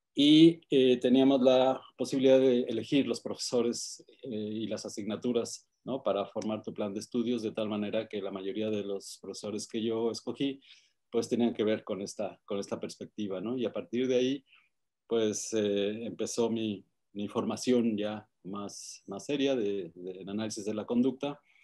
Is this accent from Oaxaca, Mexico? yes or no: no; Mexico City, Mexico; Eh, nací en la Ciudad de México, ahí hice mis estudios primaria, secundaria y la preparatoria